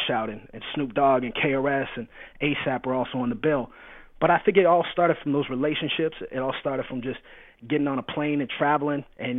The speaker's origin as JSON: {"language": "English", "country": "Canada", "tie": "born or raised there", "said": "makes me very Canadian. And it's funny for me because the question I get asked probably the most is, where are you from? With the lead-in of, oh, I thought you were American. because I grew up on the border to the States."}